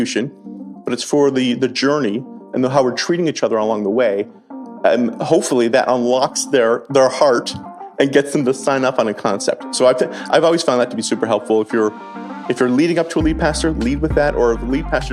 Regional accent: Canada; also born or lived in New Jersey; now in United States; Us Canadians

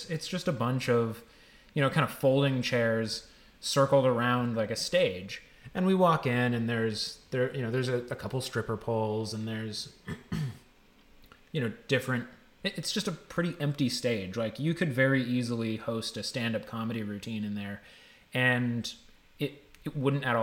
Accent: United States; we grow up here in the U.S.

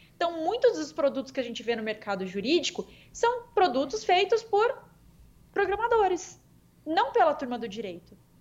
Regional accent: Campo Grande, Mato Grosso do Sul, Brazil; Campo Grande aqui, MS, minha terrinha natal aqui

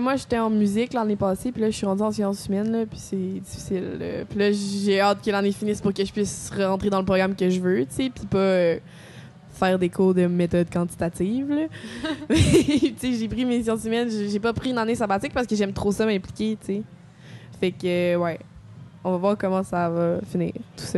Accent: Quebec City, Quebec, Canada; moved away as an adult; nouvelle dans la région, là. je viens de Québec

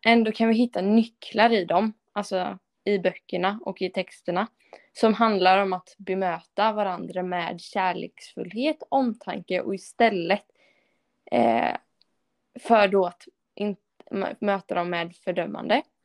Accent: Sweden; jag är ju svensk och lever i ett kristet samhälle

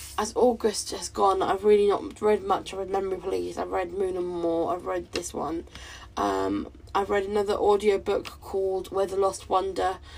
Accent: United Kingdom; I'm not Jamaican, I'm a white British woman

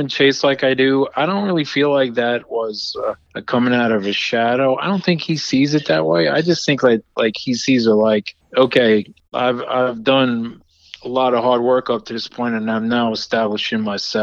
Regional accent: Long Island, New York, United States; moved away; also born or lived in Richmond / Charlotte; Growing up on Long Island

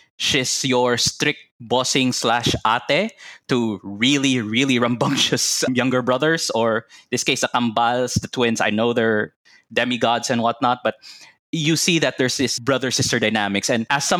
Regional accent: Cebu, Central Visayas, Philippines; English is a second language; moved away as an adult; now in New Zealand; I grew up in the Philippines. But like most, or rather like many Cebuanos, our Tagalog is not up to par

